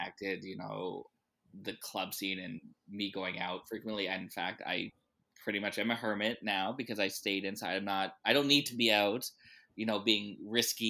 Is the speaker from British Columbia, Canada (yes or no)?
no; Winnipeg, Manitoba, Canada; moved away as an adult; also born or lived in Moose Jaw, Saskatchewan / Calgary, Alberta; now in Vancouver, Canada; I'm actually from Winnipeg, but oh. I'm born in Moose Jaw, Saskatchewan.